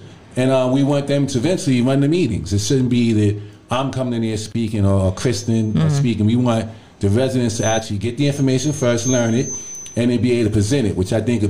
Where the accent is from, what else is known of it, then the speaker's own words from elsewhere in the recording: New York City, New York, United States; I was born and raised in NYCHA.